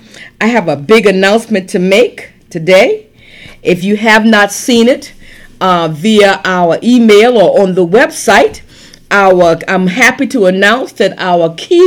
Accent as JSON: {"language": "English", "town": "Charleston", "region": "South Carolina", "country": "United States", "tie": "born or raised there", "said": "You know, I grew up in Charleston, South Carolina, and my God, I grew up in the heat."}